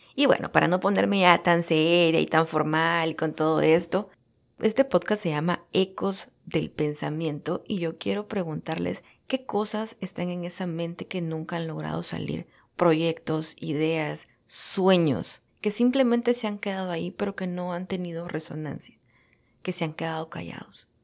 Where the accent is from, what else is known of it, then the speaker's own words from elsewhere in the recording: El Salvador; moved away as an adult; now in United States; Soy salvadoreña de nacimiento y estoy radicada en los Estados Unidos desde hace ocho años. Estudié la carrera de comunicación social en mi país